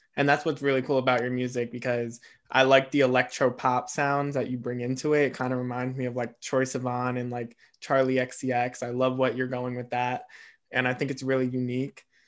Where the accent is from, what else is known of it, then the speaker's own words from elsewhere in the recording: East Coast, United States; I'm an East Coaster